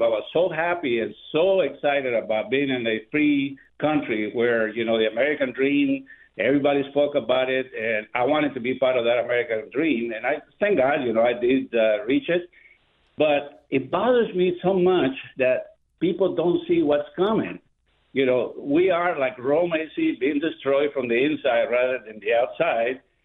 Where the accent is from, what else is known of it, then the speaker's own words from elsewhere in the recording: Guatemala; now in Orlando, United States; I am originally from Guatemala.